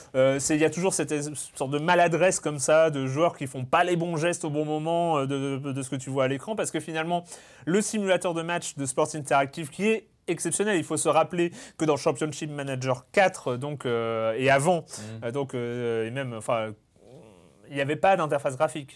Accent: Lorient, Brittany, France; Lorient, ah, qui, qui joue au stade du Moustoir. voilà, c'est là où, c'est là où j'ai grandi

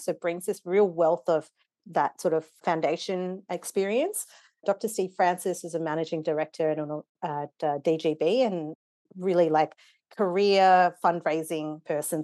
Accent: Wollongong, New South Wales, Australia; born or raised there; also born or lived in Nairobi, Kenya; now in Melbourne, Australia

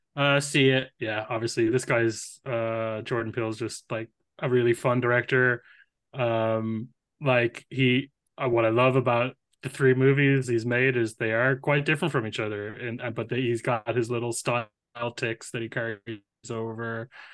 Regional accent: Ireland; as an Irish person

